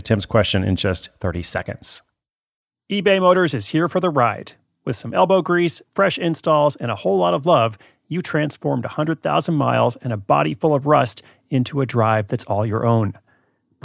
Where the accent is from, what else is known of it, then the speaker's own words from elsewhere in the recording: Portland, Oregon, United States; I'm actually in Portland, Oregon, my hometown, tonight